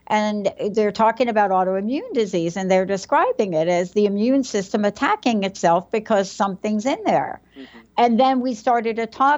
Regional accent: New York, United States; I'm from New York.

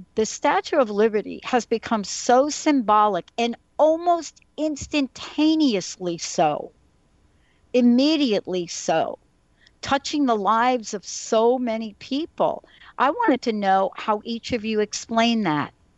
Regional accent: New York, United States; now in Seattle, United States; I'm from New York. That's where I was born, that's where I was raised.

